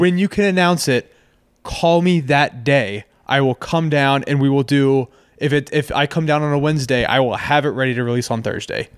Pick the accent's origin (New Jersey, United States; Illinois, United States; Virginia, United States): Virginia, United States; Ashburn; I grew up in Ashburn